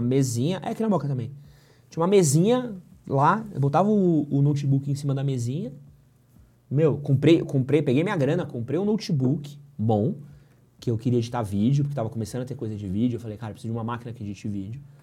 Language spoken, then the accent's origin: Portuguese; Brazil; eu era brasileiro